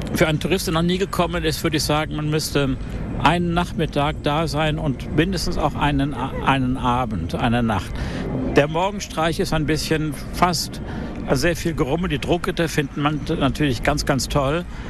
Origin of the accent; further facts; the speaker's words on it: Germany; also born or lived in South America; now in Basel, Switzerland; ich bin Deutsche, ursprünglich aber in Südamerika geboren